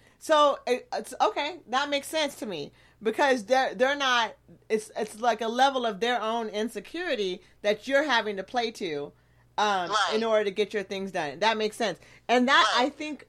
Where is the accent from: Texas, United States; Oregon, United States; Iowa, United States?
Oregon, United States; Eugene; I grew up in Eugene, but then I traveled the world with my family. So my view is really multicultural.